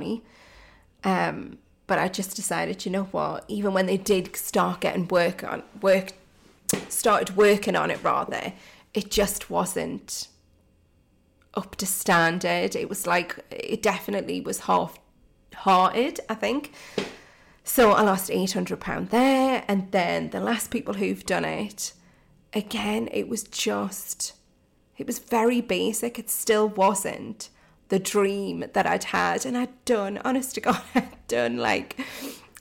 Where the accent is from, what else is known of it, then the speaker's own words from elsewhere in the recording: Geordie, North East England, United Kingdom; accent: Geordie; my Geordie accent